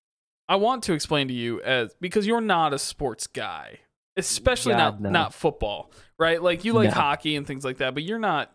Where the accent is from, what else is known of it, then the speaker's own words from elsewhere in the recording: Michigan, United States; also born or lived in Connecticut; The problem is all of my parents are from Michigan. Yep. They all watch the Lions.